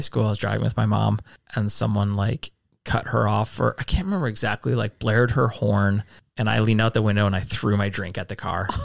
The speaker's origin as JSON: {"language": "English", "region": "Midwest", "country": "United States", "said": "I definitely identify that as a Midwesterner"}